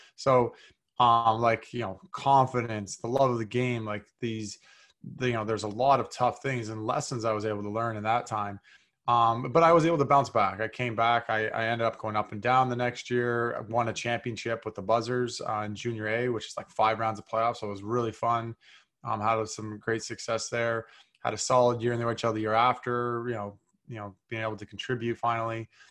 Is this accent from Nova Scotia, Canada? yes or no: no; North Bay, Ontario, Canada; also born or lived in Toronto; I grew up in Northbay, Ontario, like three hours north of Toronto